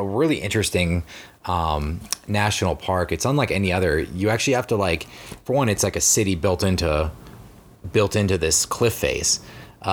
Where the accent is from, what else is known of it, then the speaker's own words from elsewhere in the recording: East Coast, United States; now in Colorado, United States; I'm from the Eastern coast. That's where I live for most of my life